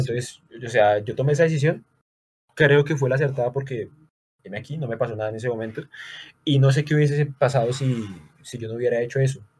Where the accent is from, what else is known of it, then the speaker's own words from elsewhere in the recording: Bucaramanga, Santander, Colombia; acá somos de Bucaramanga, Santander